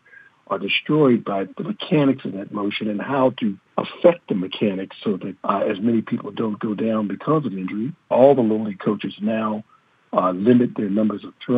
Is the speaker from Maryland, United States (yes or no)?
yes; Baltimore, Maryland, United States; As a kid growing up in Baltimore